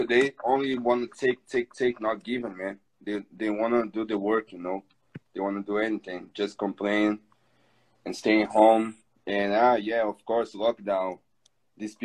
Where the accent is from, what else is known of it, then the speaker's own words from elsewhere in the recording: Brazil; English is a second language; I'm from Brazil